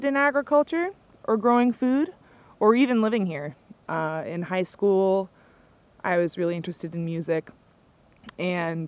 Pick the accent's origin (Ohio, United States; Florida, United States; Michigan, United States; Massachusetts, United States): Massachusetts, United States; Aquinnah; moved away as an adult; also born or lived in New York / Boston; I grew up on Martha's Vineyard in Acuna. I'm a 13th generation